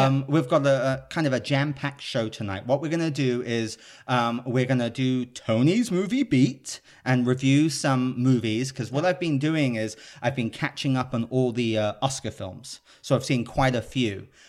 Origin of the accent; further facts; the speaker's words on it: United Kingdom; now in Los Angeles, United States; I'm a Brit living in Los Angeles